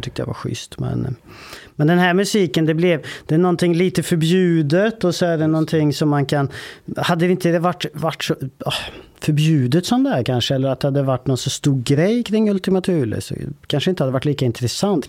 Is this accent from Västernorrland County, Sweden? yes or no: no; Vålberg, Värmland, Sweden; det är ett eh, ort som heter Vålberg. Ganska liten ort, 3000 med invånare kanske. Där växte jag upp